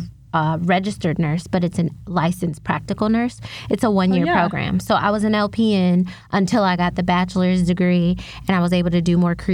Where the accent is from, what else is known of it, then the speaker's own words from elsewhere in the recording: South Bend, Indiana, United States; I grew up in South Bend, Indiana